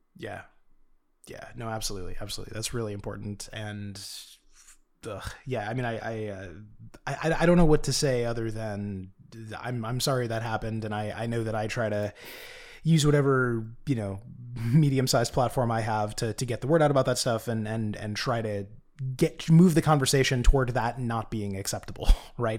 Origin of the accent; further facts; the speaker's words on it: United States; as an American